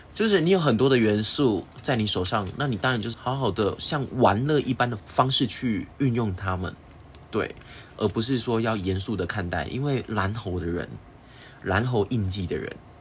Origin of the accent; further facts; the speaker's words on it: Taiwan; 我们台湾人会拜拜嗯。我们会遵循农历初一十五要拜拜这件事情一样